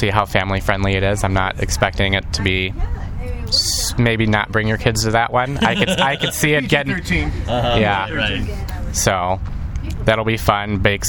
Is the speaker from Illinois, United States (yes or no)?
yes; Chicago suburbs, Illinois, United States; moved away as an adult; now in Quad Cities, United States; I'm 26 now. So I'm actually not from this area. I grew up in the Chicago suburbs and moved out here because I went to Augustana.